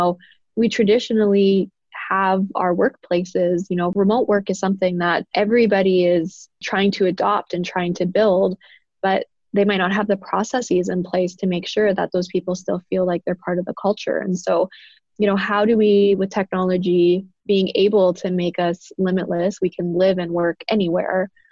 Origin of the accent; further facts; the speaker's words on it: Canada; on my father's side, I'm a first generation Canadian. They immigrated from Italy